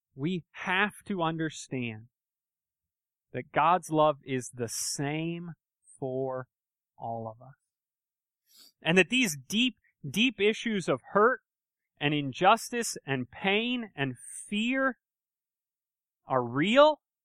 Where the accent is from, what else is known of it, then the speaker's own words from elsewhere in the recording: United States; I grew up in America, right? And, uh, I've lived here my whole life